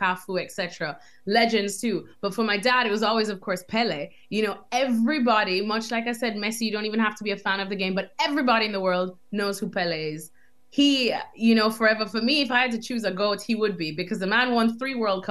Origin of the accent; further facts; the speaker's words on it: Jamaica; moved away as an adult; also born or lived in United States; now in London, United Kingdom; growing up in Jamaica